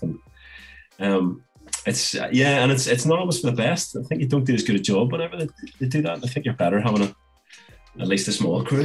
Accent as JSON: {"language": "English", "town": "Belfast", "region": "Northern Ireland", "country": "United Kingdom", "said": "I'm a filmmaker from Belfast"}